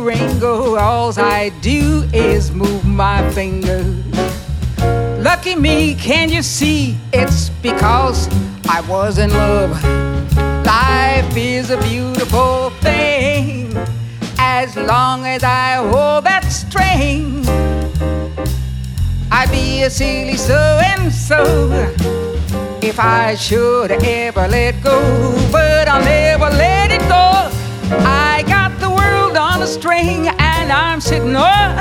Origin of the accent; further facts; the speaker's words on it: Chillicothe, Missouri, United States; now in Minneapolis, United States; I was born in a small town called Chillicothe in Missouri, which is outside of Kansas City